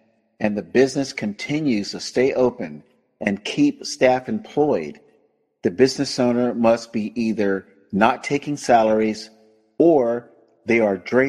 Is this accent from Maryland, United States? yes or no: no; Tampa, Florida, United States; also born or lived in Sacramento County, California; now in Sacramento, United States; Tampa, Florida, my hometown